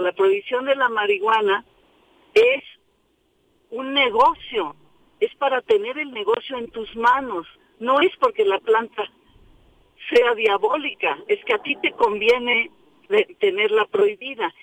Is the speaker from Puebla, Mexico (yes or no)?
no; Mexico City, Mexico; Yo nací en la Ciudad de México.